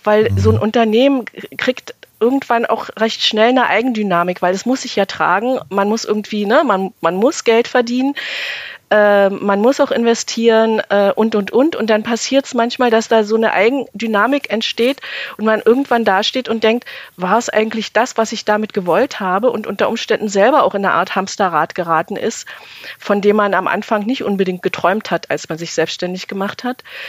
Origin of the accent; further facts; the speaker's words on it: Germany; aufgewachsen in der DDR